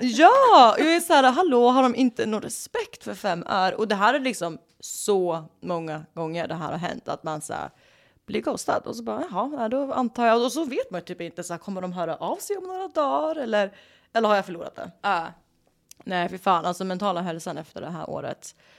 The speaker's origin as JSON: {"language": "Swedish", "country": "Sweden", "accent": "Swedish", "moved": "as an adult", "lives_now": "Los Angeles, United States"}